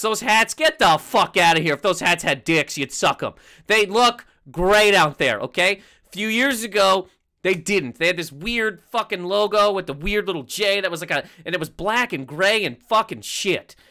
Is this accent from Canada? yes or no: yes; Canada; I'm Canadian